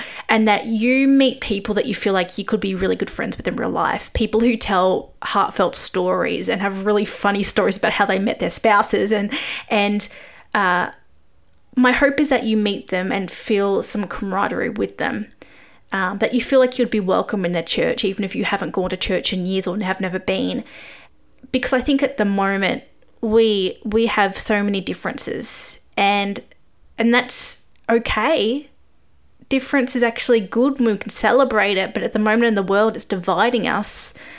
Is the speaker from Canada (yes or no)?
no; Australia; I am an Aussie journalist and expat when COVID isn't happening